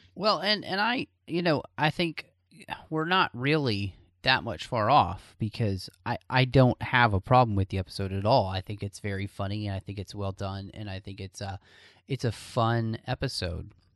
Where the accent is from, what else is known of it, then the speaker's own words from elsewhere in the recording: Texas, United States; I'm from Texas